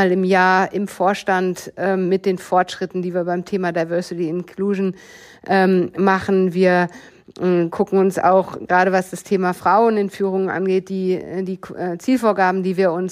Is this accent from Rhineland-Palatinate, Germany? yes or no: no; Bochum, North Rhine-Westphalia, Germany; ich bin groß geworden im Ruhrgebiet äh, in Bochum und damit in einem Umfeld, was ähm, aus meiner Erinnerung sehr gemischt war.